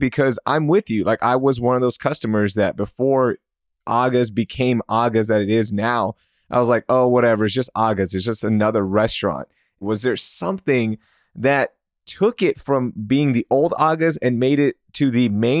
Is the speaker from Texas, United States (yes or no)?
yes; Houston, Texas, United States; Growing up in Houston